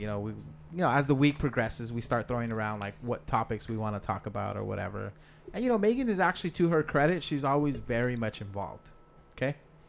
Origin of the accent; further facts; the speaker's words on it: Los Angeles, California, United States; also born or lived in El Monte; I grew up in West LA.